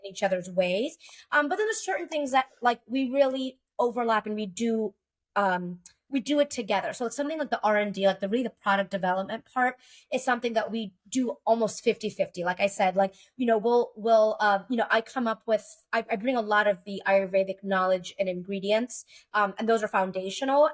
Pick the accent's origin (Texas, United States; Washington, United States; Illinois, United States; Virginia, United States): Texas, United States; moved away as an adult; I moved back to Texas, which is my home state